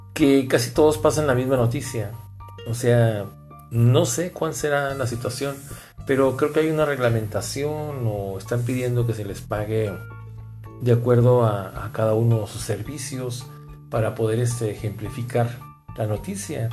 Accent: Mexico; somos los mexicanos

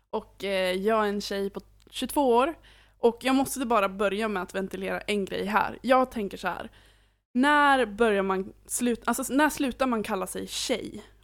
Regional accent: Åland, Finland; now in Uppsala, Sweden; Så jag är 22 år. Eh, jag kommer ursprungligen från Finland, Åland. Eh, men jag har bott i Uppsala stora delar av mitt liv och eh, nu senast så flyttade jag hit 2017

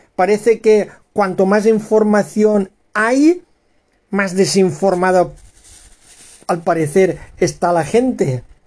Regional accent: Spain; españoles eh, y ciudadanos tolerantes, abiertos, que queremos una España unida y amigable

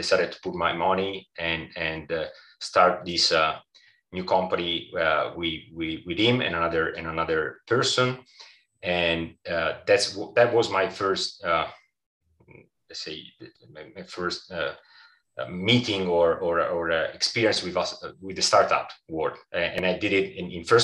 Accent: Italy; as an Italian

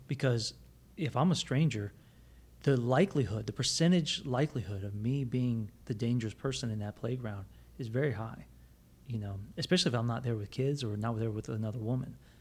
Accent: Plant City, Florida, United States; growing up in Plant City

